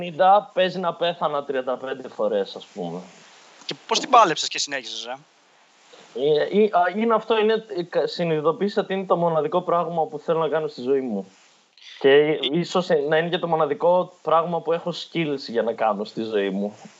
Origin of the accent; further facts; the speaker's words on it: Evros, Eastern Macedonia and Thrace, Greece; moved away; εμείς που στον Εύρο είχαμε Τούρκους μέχρι το 1920, ξέρω εγώ, είμαστε Έλληνε